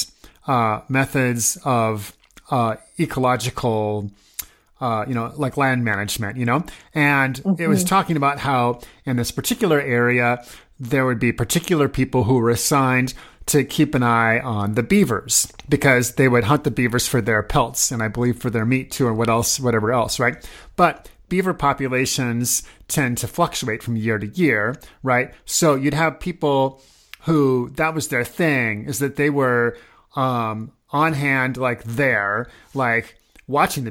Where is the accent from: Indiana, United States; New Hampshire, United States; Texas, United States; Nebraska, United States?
Nebraska, United States; Omaha; I grew up in Omaha, Nebraska